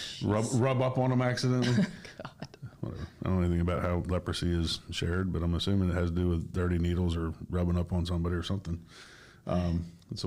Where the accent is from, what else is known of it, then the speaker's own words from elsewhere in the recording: Old Town, Maine, United States; now in Florida, United States; my hometown, old town, there's like 2 banks